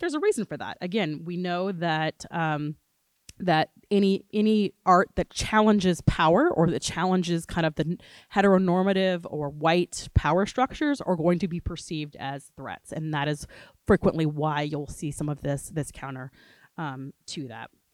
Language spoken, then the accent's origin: English; Gainesville, Florida, United States; now in New Orleans, United States; I am originally from Gainesville, Florida before I moved to New Orleans